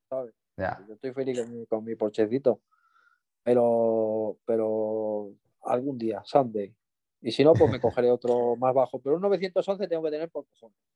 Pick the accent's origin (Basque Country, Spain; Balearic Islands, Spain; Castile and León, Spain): Balearic Islands, Spain; Mallorca; fui a visitar un tío mío, yo que soy de Mallorca, y lo vi allí en el, Arenal